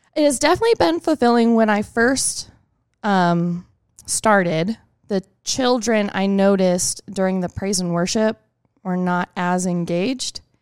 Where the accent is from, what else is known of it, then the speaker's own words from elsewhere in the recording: Tomball, Texas, United States; I am from Tomball, Texas